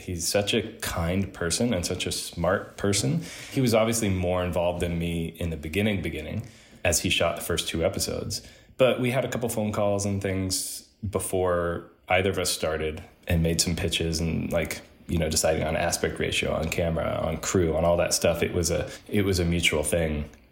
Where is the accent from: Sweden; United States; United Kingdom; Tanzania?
United States; Oklahoma City, Oklahoma; I grew up in Oklahoma City